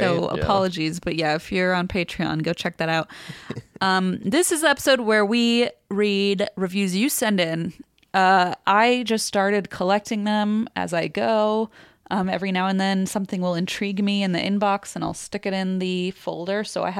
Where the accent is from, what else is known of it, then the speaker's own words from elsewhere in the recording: Scotland, United Kingdom; I'm from Scotland, and in a town called Elgin near my home, there is the most interesting sculpture ever made